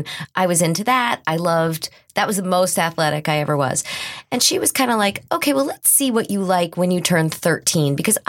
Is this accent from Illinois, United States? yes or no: no; Westchester, New York, United States; I lived in Westchester. I grew up in Westchester.